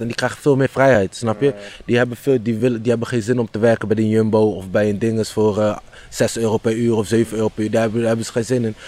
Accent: Houten, Utrecht, Netherlands; Ik ben opgegroeid in Houten en toen ben ik op 12, 13 jaar leeftijd verhuisd naar Utrecht

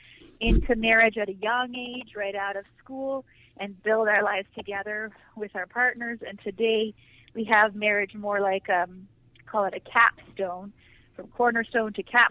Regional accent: Toronto, Ontario, Canada; moved away as an adult; I grew up in Toronto, a very huge, large city in Canada

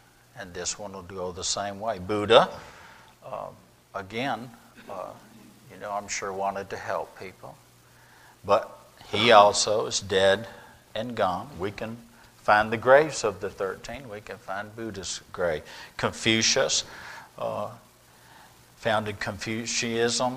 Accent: Vermont, United States; moved away; gone up to Vermont to do a little two-week, a week revival in my hometown

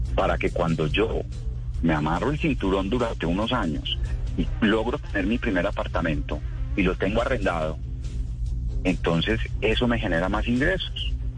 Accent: Colombia; Los colombianos ahorramos

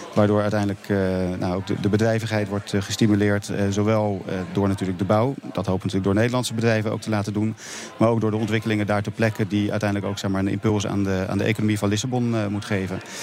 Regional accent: Netherlands

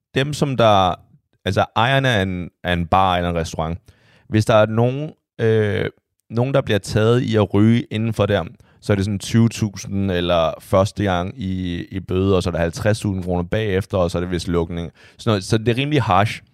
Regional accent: China; now in Denmark; der hvor jeg kommer fra

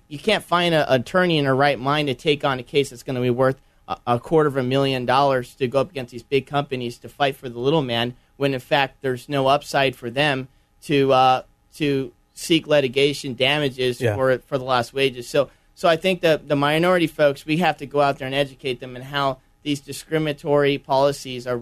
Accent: Los Angeles, California, United States; now in Illinois, United States; I come from Los Angeles

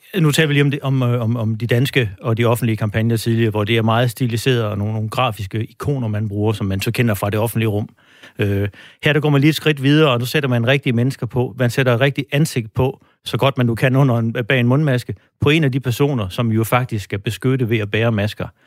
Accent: Denmark; vi som danskere

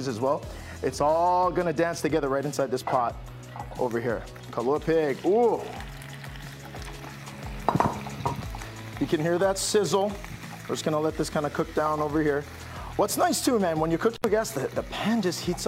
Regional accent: Hawaii, United States; here when growing up in Hawaii

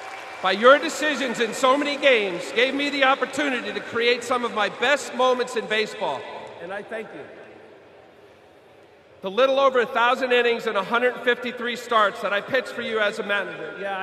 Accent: New Jersey, United States; I was a Mets fan growing up in New Jersey as a little boy.

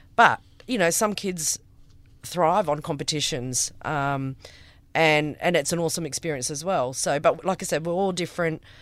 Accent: Karratha, Western Australia, Australia; also born or lived in Kalgoorlie; we moved here when I was six, a good forty years ago.

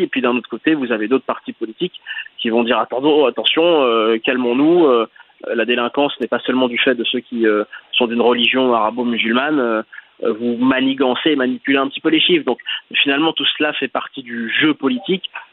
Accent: France; on est tous nés en France

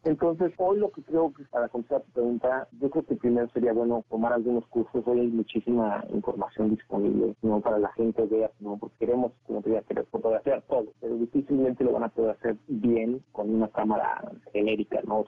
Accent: Mexico; soy mexicano y hablo español

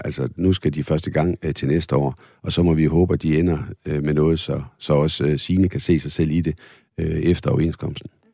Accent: Holstebro, Central Denmark Region, Denmark; Det ligger i Holstebro, min gamle hjemby

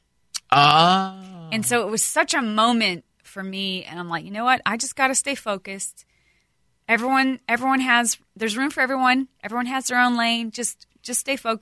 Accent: Montana, United States; growing up in Montana

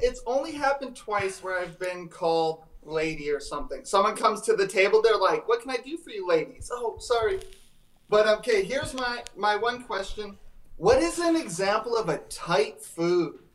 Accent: Saskatoon, Saskatchewan, Canada; now in Winnipeg, Canada; I'm in Winnipeg, but I'm from Saskatoon.

